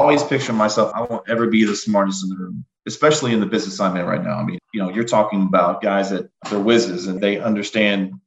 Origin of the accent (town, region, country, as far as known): Bryan, Texas, United States; born or raised there; now in Prosper, United States